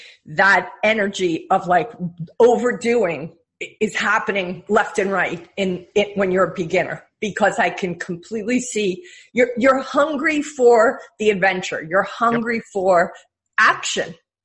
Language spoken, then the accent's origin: English; New York, United States; you know, I'm a New Yorker at heart, right?